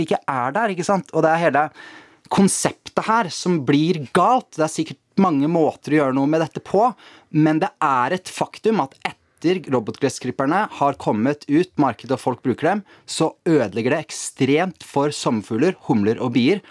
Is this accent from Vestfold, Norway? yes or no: yes; Tjøme, Vestfold, Norway; Jeg har vokst opp på Tjøme, da, eh, ute ytterst i Oslofjorden